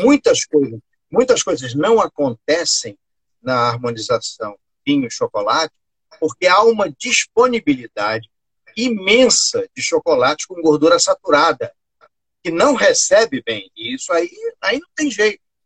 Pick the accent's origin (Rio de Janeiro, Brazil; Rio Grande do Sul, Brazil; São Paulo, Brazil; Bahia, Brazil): Rio de Janeiro, Brazil; na minha terra, na minha terra aqui no Recreio dos Bandeirantes